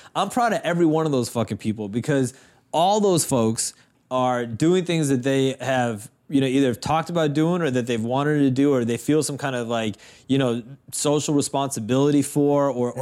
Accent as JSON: {"language": "English", "town": "Boston", "region": "Massachusetts", "country": "United States", "tie": "born or raised there", "said": "people that we grew up with in Boston"}